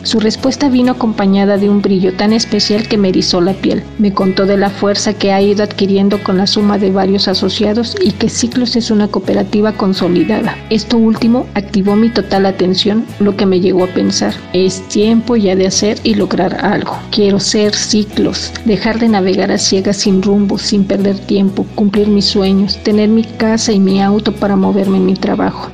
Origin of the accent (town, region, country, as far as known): Mexico City, Mexico; born or raised there; now in Bahía de Banderas, Mexico